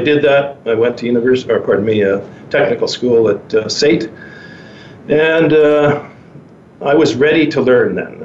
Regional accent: Penticton, British Columbia, Canada; moved away; also born or lived in Vancouver; I'm um, from uh, born and raised in Penticton, British Columbia.

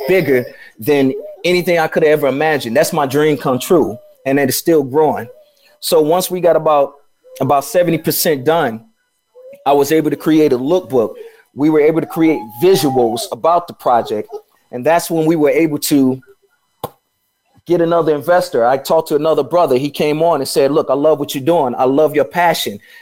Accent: Chicago, Illinois, United States; moved away as an adult; also born or lived in Atlanta / Los Angeles; I'm from Chicago

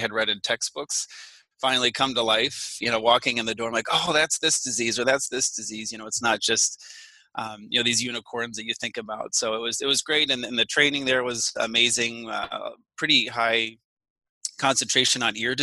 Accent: St. Petersburg, Florida, United States; moved away as an adult; also born or lived in Louisiana / Illinois; I grew up in Florida. Technically, I was born in Louisiana, but then my family moved to the St. Petersburg area after that. So I grew up there, you know, went all the way through high school.

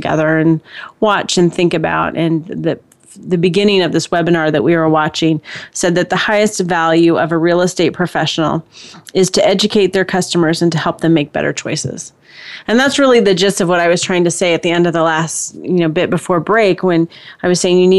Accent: California, United States; moved away; also born or lived in Texas / Indiana; I'm originally from California

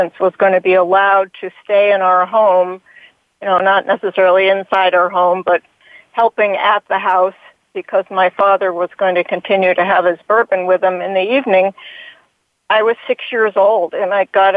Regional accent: Hanover, New Hampshire, United States; in my own community where I grew up in Hanover, New Hampshire

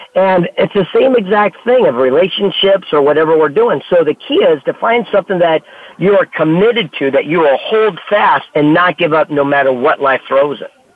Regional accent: San Diego, California, United States; I'm from San Diego, California

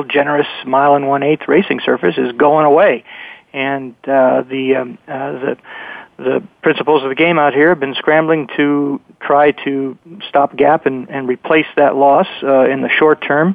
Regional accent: Anaheim, California, United States; Anaheim, where I grew up in Orange County

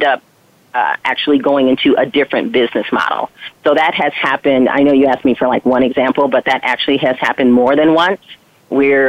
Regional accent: Flint, Michigan, United States; I grew up in Flint, Michigan

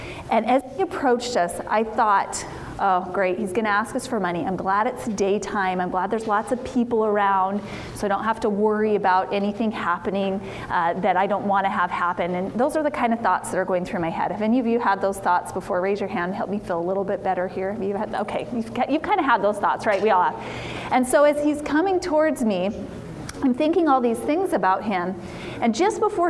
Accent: Idaho, United States; I'm a mom from Idaho, born and raised in Idaho

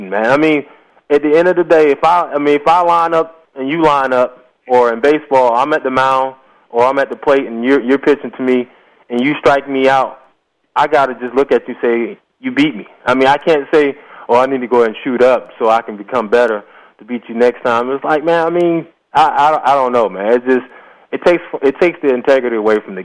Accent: Virginia, United States; now in Houston, United States; I grew up in Virginia

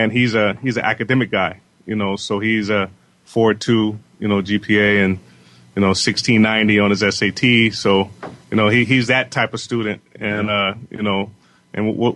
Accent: Southern California, United States; we're from Southern California

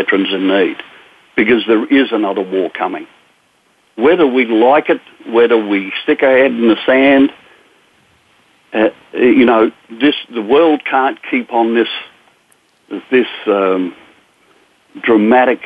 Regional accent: Australia; moved away as an adult; now in United States; I'm an Australian veteran.

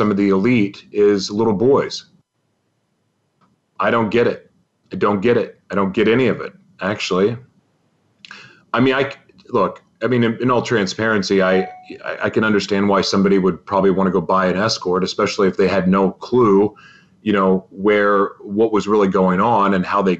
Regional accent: Oklahoma, United States; I'm from Oklahoma

